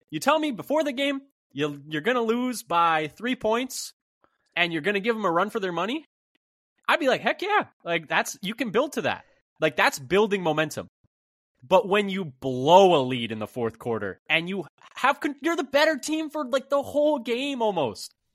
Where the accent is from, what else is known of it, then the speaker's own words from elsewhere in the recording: Bay Area, California, United States; I grew up in the Bay Area